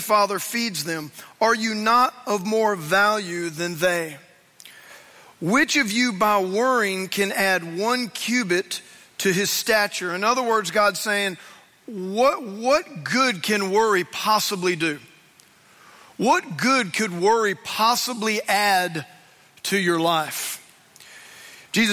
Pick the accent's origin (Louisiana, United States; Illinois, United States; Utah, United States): Louisiana, United States; I grew up in Louisiana, and I went to Louisiana State University